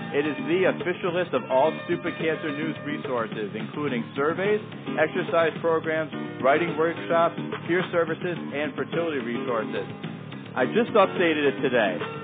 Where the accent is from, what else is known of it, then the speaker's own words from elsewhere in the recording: Danbury, Connecticut, United States; my hometown, Danbury, Connecticut